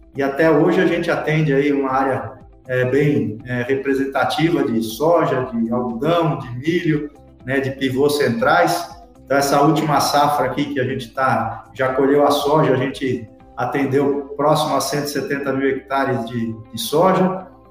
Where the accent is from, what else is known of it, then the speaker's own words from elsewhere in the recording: São Paulo, Brazil; moved away; also born or lived in Piracicaba; Eu sou paulistano, nascido na capital de São Paulo